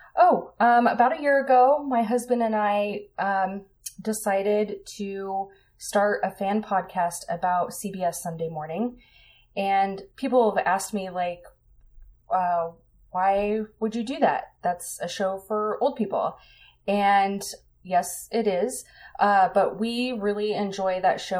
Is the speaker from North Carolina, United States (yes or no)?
no; Colorado, United States; I grew up in Colorado